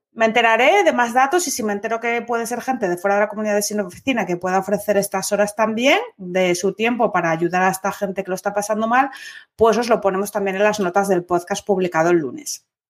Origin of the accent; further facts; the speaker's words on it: Asturias, Spain; bable es lo que hablamos en Asturias